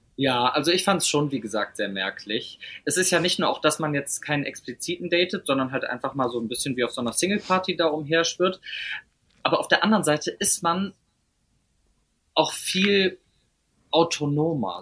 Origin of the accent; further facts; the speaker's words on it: Meerbusch, North Rhine-Westphalia, Germany; also born or lived in Düsseldorf; aber ich bin in Meerbusch schönes, aufgewachsen.